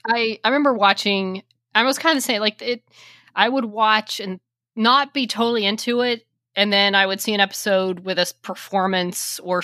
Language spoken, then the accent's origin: English; Texas, United States; I'm from Texas